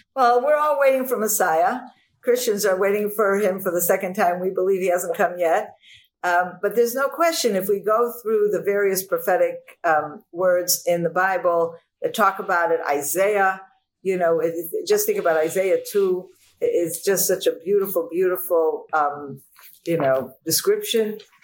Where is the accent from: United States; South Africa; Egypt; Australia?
United States; growing up in the United States of America